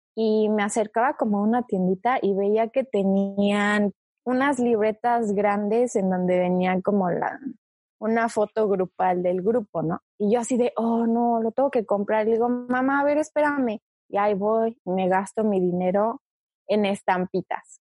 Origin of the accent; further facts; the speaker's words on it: Mexico City, Mexico; also born or lived in China; yo nací en China y me fui a México a vivir cuando tenía ocho meses, o sea, todavía era una bebé. Técnicamente es como si hubiera crecido, nacido y crecido en México